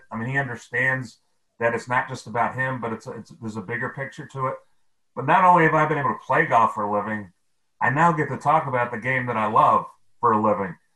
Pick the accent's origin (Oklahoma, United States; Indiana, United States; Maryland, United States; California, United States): Maryland, United States; Annapolis; born there; I was born in Annapolis, so obviously the D.C. area very very comfortable.